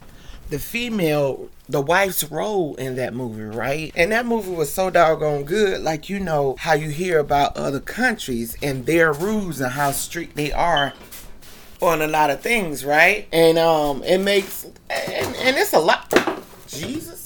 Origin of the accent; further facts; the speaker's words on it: United States; us women, especially as American women